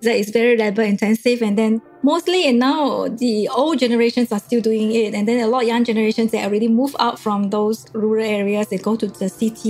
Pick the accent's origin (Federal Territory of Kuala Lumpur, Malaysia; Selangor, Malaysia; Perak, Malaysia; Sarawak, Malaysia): Sarawak, Malaysia; Bintulu; I'm born in Bintulu, Sarawak, and I'm calling from Bintulu, Sarawak